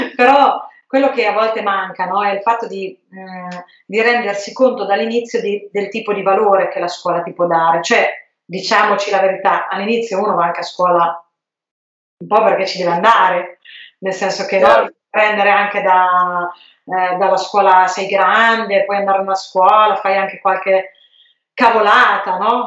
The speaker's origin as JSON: {"language": "Italian", "town": "Fossombrone", "region": "Marche", "country": "Italy", "said": "io sono di Fossombrone"}